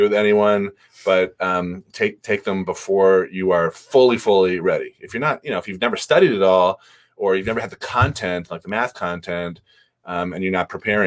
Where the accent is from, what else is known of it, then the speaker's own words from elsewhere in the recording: Newton, Massachusetts, United States; my hometown, Newton, Mass, there's two colleges there